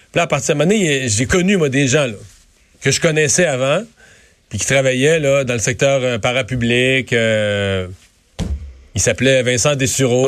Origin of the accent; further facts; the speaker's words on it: Rivière-du-Loup region, Quebec, Canada; dans mon coin de pays